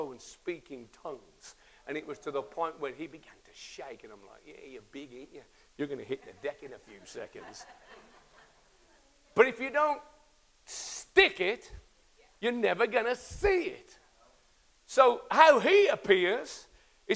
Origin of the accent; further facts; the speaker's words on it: Birmingham, West Midlands, United Kingdom; I'm a kid from the Kansas States in Birmingham.